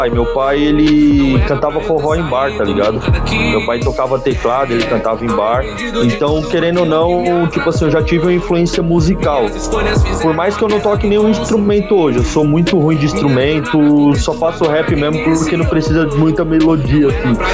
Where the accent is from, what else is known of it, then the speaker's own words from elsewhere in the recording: Itaquaquecetuba, São Paulo, Brazil; eu sou daqui de Itaquaquecetuba, São Paulo. Aqui da Zona Leste, finalzão da Leste de São Paulo.